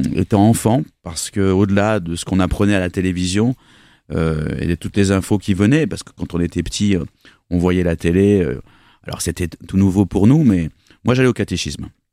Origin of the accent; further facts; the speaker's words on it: Bordeaux, Nouvelle-Aquitaine, France; also born or lived in Bergerac; je suis bordelais